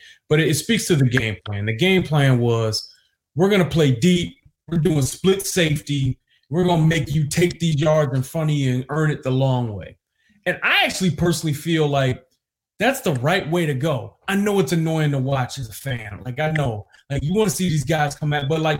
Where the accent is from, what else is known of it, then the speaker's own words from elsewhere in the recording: Detroit, Michigan, United States; I grew up in Detroit.